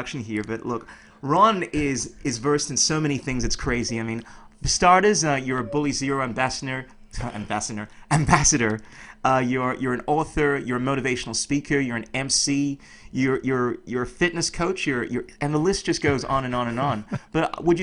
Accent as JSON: {"language": "English", "town": "Melbourne", "region": "Victoria", "country": "Australia", "tie": "born or raised there", "also_born_or_lived": "Ghana"}